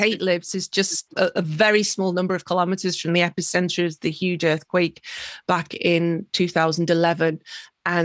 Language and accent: English; Merseyside, North West England, United Kingdom; moved away as an adult; now in Tokyo, Japan; I'm from Merseyside